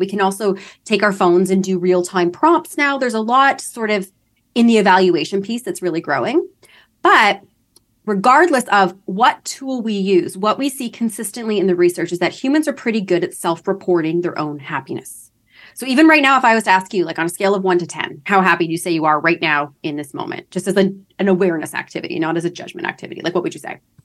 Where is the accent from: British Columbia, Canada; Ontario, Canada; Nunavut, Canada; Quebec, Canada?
Ontario, Canada; London; moved away as an adult; now in Toronto, Canada; I'm from London, Ontario, Canada.